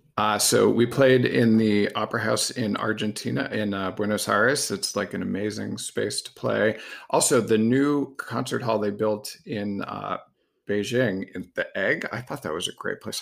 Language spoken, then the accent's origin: English; Massachusetts, United States; I grew up in Massachusetts.